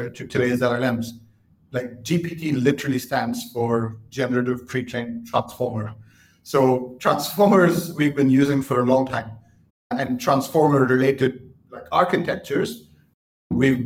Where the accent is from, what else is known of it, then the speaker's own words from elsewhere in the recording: Mumbai, Maharashtra, India; moved away as an adult; also born or lived in Cambridge, United Kingdom; now in London, United Kingdom; I was born in Mumbai. I grew up in Mumbai, did my school there